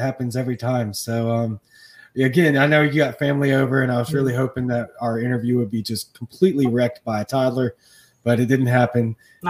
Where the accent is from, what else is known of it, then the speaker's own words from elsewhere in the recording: Baton Rouge, Louisiana, United States; I'm from Baton Rouge. I grew up in Louisiana.